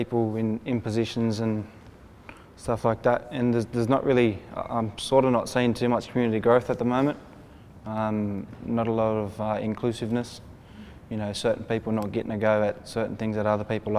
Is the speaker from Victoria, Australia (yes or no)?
no; Sydney, New South Wales, Australia; I'm from Sydney. My family comes from La Perouse